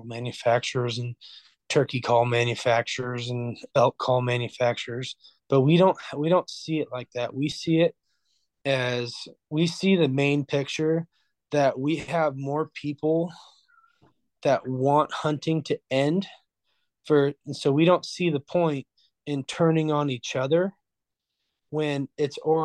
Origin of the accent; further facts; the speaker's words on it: Orofino, Idaho, United States; We're from Orofino. We're all from Orofino.